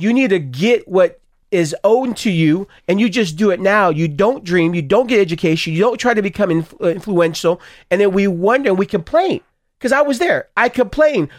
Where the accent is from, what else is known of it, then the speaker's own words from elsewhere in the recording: Stockton, California, United States; I grew up in Stockton, Stockton, California, both of us